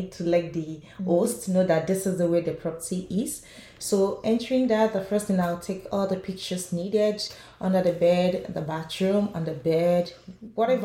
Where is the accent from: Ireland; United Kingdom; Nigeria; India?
Nigeria; moved away as an adult; now in Canada; I'm from Nigeria. I moved into Canada 4 years ago